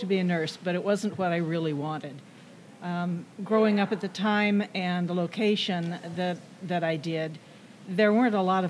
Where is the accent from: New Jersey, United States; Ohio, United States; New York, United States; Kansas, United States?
Kansas, United States; Wichita; My husband was born and raised in Wichita. We met in third grade.